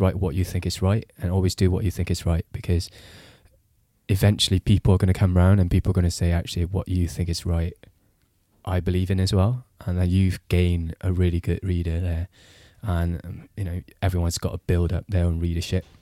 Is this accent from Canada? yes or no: no; Singapore; moved away as an adult; also born or lived in Britain; now in United Kingdom; I grew up in Singapore